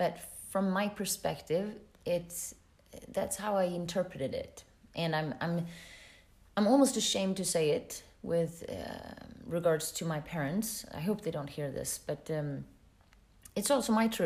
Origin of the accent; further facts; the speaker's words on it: Sweden; moved away as an adult; also born or lived in California / London / Paris / Gothenburg, Sweden; now in Luxembourg; I come from Sweden